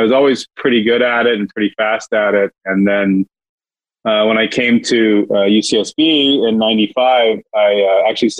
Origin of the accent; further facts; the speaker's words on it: San Jose, California, United States; now in Santa Barbara, United States; I was born up in San Jose, where I'm a fifth generation San Josean